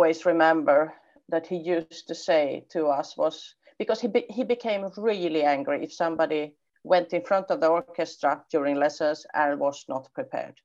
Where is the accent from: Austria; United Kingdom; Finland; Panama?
Finland; also born or lived in Poland; I'm a Swedish-speaking Finn